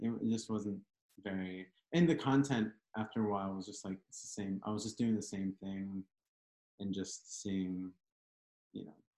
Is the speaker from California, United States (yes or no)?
no; Lancaster, Pennsylvania, United States; I'm from Lancaster, Pennsylvania